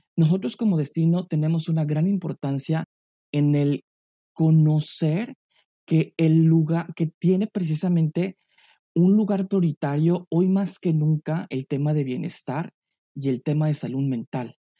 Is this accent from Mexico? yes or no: yes; San Miguel de Allende, Guanajuato, Mexico; moved away as an adult; now in New York, United States; Yo soy mexicano, eh, eh, nacido en, la pequeña y maravillosa ciudad de San Miguel de Allende, en el estado de Guanajuato